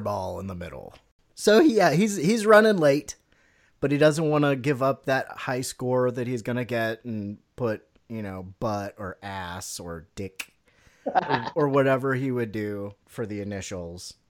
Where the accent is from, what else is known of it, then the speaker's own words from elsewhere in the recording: United States; my American is showing